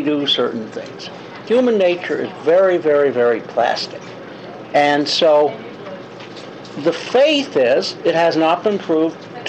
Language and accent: English; United States; also born or lived in Chicago / New York; now in Arlington, United States; my growing up in Chicago and New York